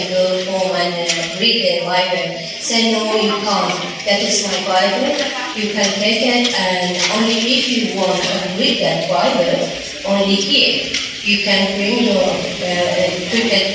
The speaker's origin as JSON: {"language": "English", "country": "Iran", "tie": "born or raised there", "second_language": "English", "moved": "yes", "said": "My background is Iran is Muslim"}